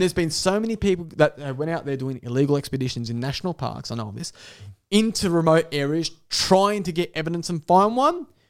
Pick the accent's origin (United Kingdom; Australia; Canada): Australia; Dapto, New South Wales; as a kid in the back of West Dapto, probably because I was from Dapto